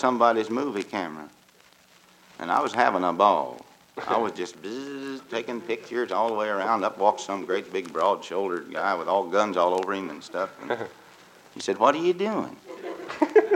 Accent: East Tennessee, United States; From Tennessee, East Tennessee

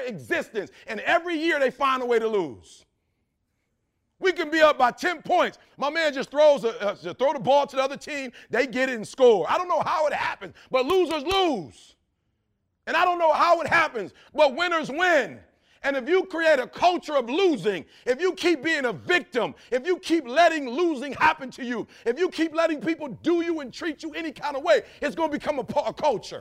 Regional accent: Detroit, Michigan, United States; I'm from Detroit

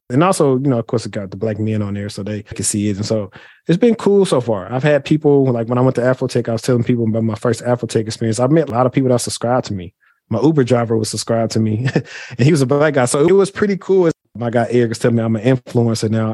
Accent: Shreveport, Louisiana, United States; now in Dallas, United States; I'm from Shreveport, Louisiana.

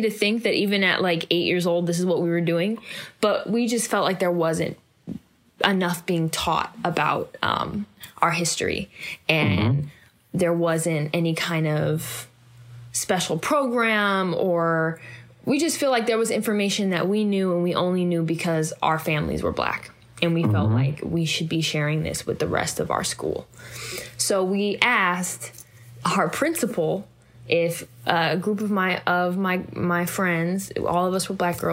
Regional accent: Oakland, California, United States; I was born and raised in Oakland, California

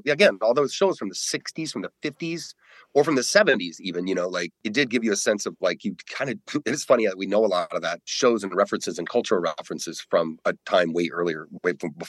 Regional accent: Colorado, United States; growing up in Colorado

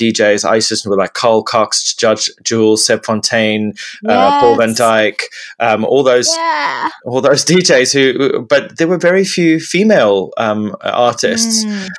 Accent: Zimbabwe; moved away; I grew up in Zimbabwe, and the music and the music culture that I grew up in was dance music. So I grew up in clubs and big festivals where it was all just dance music.

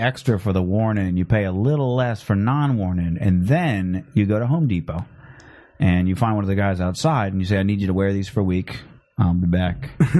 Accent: Scotland, United Kingdom; As a Scottish, I'd feel a little bad because I'd be like, oh, I really want to watch Braveheart today

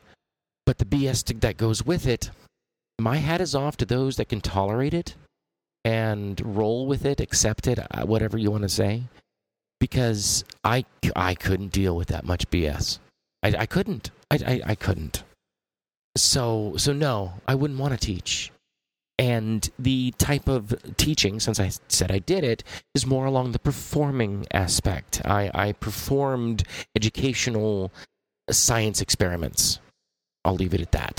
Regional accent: Los Angeles, California, United States; I grew up in Los Angeles. The San Fernando Valley, which is basically Hollywood.

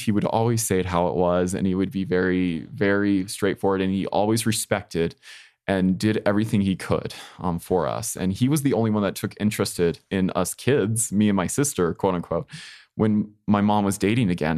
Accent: Colorado, United States; my hometown of Colorado

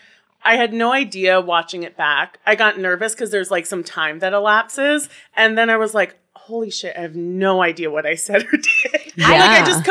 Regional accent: United States; moved away as an adult; now in New York, United States; I grew up just outside of Washington, D.C.

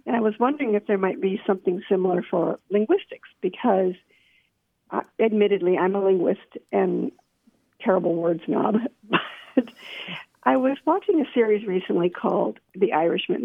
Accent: New Jersey, United States; moved away as an adult; also born or lived in Georgia / Tennessee; now in Spring Hill, Tennessee, United States; I was born and raised in New Jersey

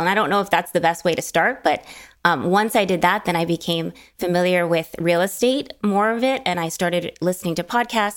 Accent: New Jersey, United States; moved away as an adult; also born or lived in Los Angeles; I grew up in New Jersey

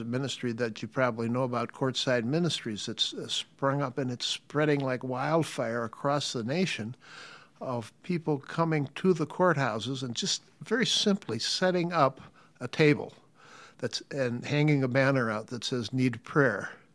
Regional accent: United States; we, as American citizen disciples

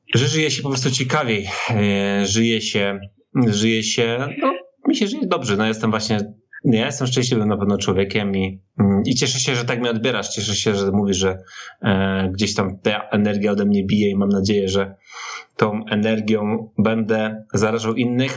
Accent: Silesian Voivodeship, Poland; wychowywałem się na Śląsku

